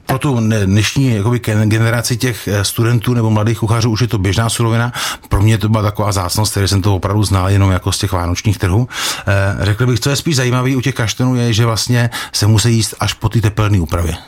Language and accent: Czech; Jaroměř, Hradec Králové Region, Czechia; když jsem chodil jako kluk do školy v Jaroměři